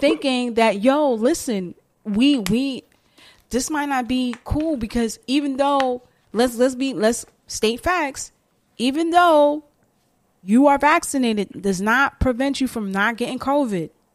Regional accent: New York City, New York, United States; I'm a New Yorker

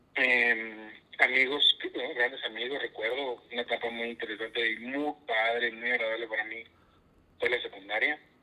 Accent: Castillo, Coahuila, Mexico; yo soy originario de la ciudad de Castillo, Coahuila. Yo nazco ahí

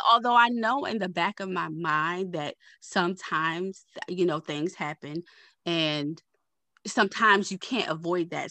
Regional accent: Baltimore, Maryland, United States; I'm from Baltimore.

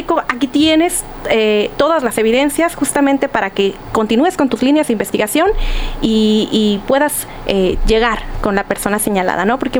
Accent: Sonora, Mexico; moved away

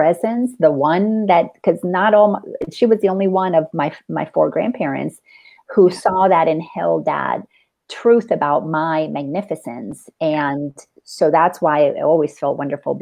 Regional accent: Dominican Republic; moved away; growing up in the Dominican Republic and being Latin

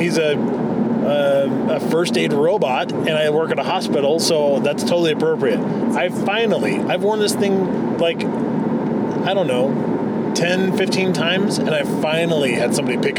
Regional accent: Spokane, Washington, United States; I grew up in Spokane and lived in two different general areas in Spokane

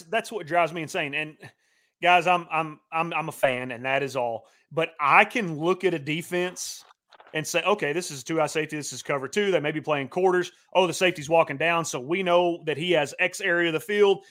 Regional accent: Oklahoma, United States; moved away; my hometown

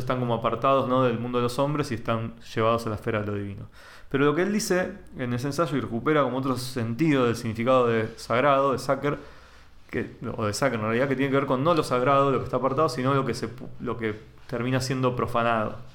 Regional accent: Temperley, Buenos Aires Province, Argentina; yo soy de Temperley

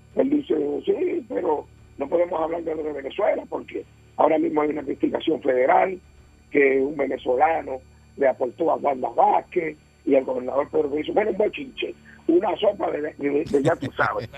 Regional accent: Puerto Rico; mi querida isla, mi Puerto Rico

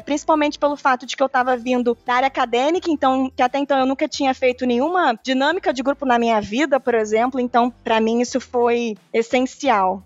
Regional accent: Rio de Janeiro, Brazil; accent: carioca; pelo meu sotaque sotaque parecido com o seu já deu para perceber que eu sou carioca

